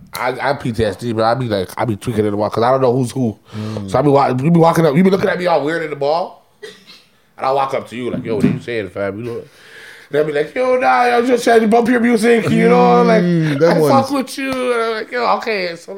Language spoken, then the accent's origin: English; Toronto, Ontario, Canada; we're from Toronto.